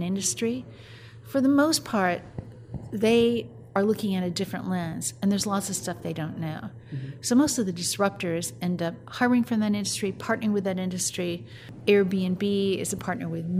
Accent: Minneapolis, Minnesota, United States; I'm from the Minneapolis area, which is not that much different than Omaha, Nebraska

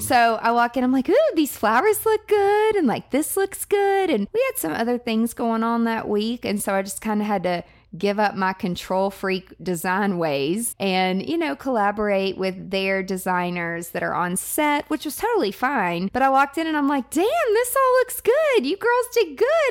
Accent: Mount Juliet, Tennessee, United States; I grew up in Mount Juliet

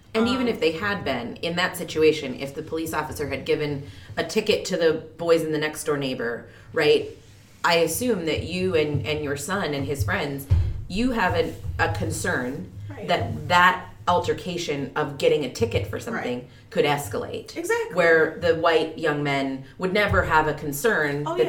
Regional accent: North Dakota, United States; I grew up in North Dakota

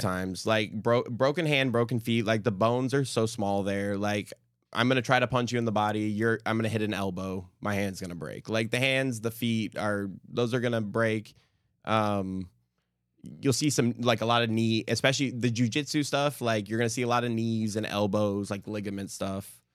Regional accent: California, United States; moved away as an adult; now in Houston, United States; in California, um, in the valley, especially at the time I was growing up

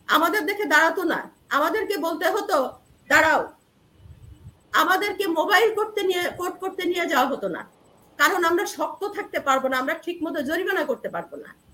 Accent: Narail, Khulna Division, Bangladesh; moved away; also born or lived in Jessore / Dhaka; আমি একটা মহকুমা শহরে আমার জন্ম নড়াইল এবং ওখানে আমি বেড়ে উঠেছি

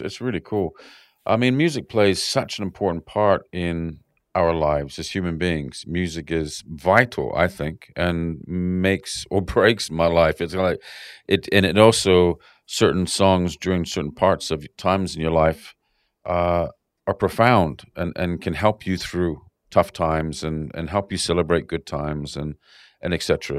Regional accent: Canada; now in Sydney, Australia; growing up in Canada

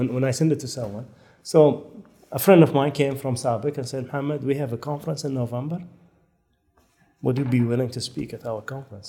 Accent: France; I said, hi, I'm from France. I said, I'm here for 2 weeks.

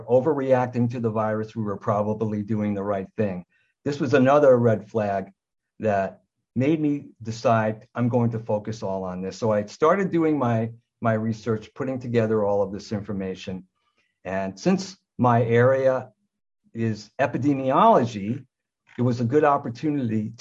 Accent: United States; moved away as an adult; also born or lived in Southern Ontario, Canada; now in Ontario, Canada; I'm an American, but I live in Canada. I came to Canada in 1976 after the Vietnam War

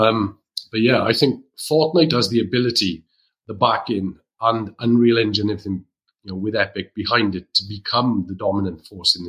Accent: Wales, United Kingdom; as a Welshman

